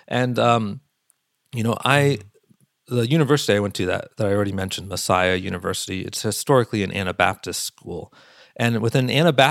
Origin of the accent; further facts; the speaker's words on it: Pennsylvania, United States; I grew up in Pennsylvania